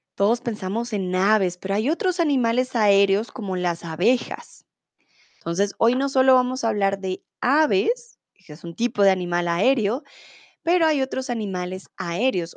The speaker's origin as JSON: {"language": "Spanish", "region": "Bogotá", "country": "Colombia", "said": "soy de Colombia, de Bogotá"}